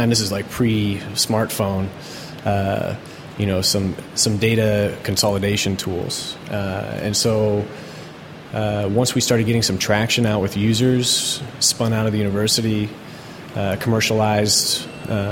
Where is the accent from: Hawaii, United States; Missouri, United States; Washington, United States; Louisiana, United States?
Washington, United States; Seattle; from the Seattle area